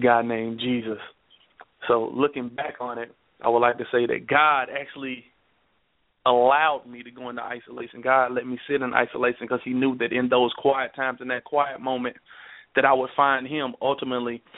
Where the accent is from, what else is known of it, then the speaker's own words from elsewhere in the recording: Nashville, Tennessee, United States; also born or lived in Dallas, Texas; we grew up in Southside Nashville.